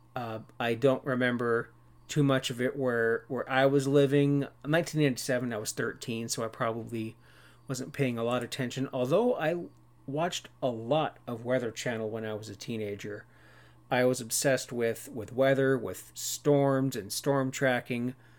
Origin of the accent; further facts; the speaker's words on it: Cannington, Ontario, Canada; I grew up in Brock Township in Ontario, Canada